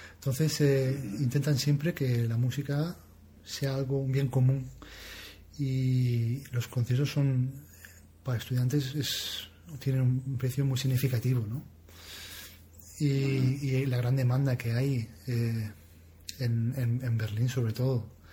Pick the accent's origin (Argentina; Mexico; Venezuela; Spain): Spain; Region of Murcia; now in Denmark; mi tierra